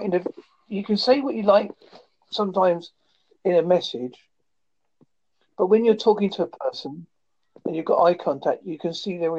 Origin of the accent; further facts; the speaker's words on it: Devon, South West England, United Kingdom; I'm from Devon